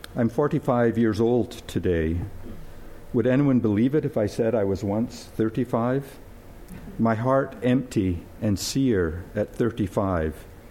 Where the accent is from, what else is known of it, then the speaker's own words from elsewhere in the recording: Scotland, United Kingdom; moved away; I was born and brought up in Scotland